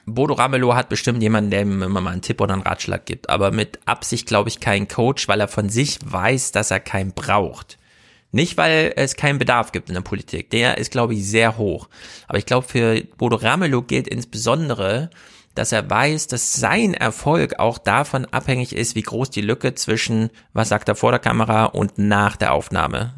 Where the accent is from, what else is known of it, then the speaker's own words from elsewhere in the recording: East Germany, Germany; Ich bin ja auch Ossi